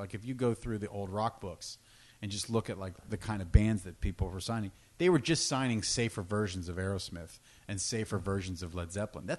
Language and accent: English; Pittsburgh, Pennsylvania, United States; moved away; also born or lived in Albuquerque, New Mexico; like a part of my life, I grew up in Pittsburgh. I was born in Pittsburgh, and Pittsburgh is a classic arena rock city.